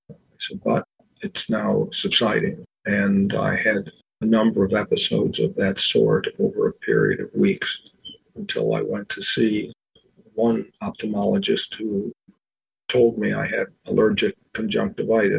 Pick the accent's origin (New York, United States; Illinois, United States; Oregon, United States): New York, United States; Buffalo; now in Washington, D.C., United States; I live in Washington, D.C. I was born and raised in Buffalo, New York, proud to be a Buffalonian